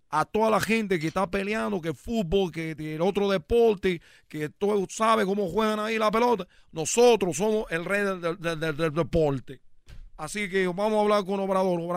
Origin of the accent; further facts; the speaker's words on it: Cuba; yo soy de Cuba, nosotros no nos gusta que nos digan, güey.